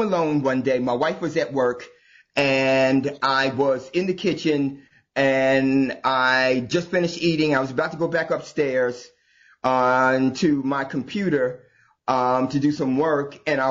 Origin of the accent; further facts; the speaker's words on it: New Jersey, United States; I'm from New Jersey, born and raised.